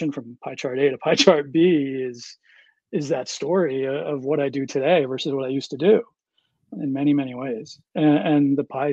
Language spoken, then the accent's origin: English; Berlin, New Hampshire, United States; I grew up in Berlin, New Hampshire.